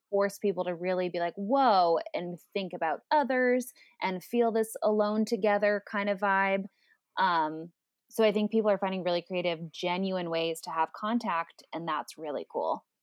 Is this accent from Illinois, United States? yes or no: no; Phoenix, Arizona, United States; now in Los Angeles, United States; I live in L A, but I grew up in Phoenix